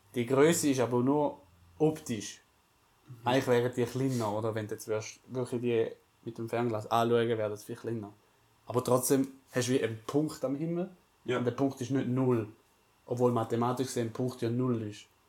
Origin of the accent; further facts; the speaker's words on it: Switzerland; haben wir als Schweizer äh, Village Suisse äh, präsentiert. Ja. Normale Schweizer, Schweizer Dorf, wie man so lebt bei uns